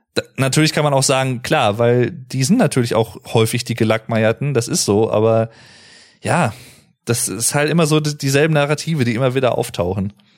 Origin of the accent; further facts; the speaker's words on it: North Rhine-Westphalia, Germany; also born or lived in Paderborn; ich als jemand, der halt aus gebürtig aus NRW kommt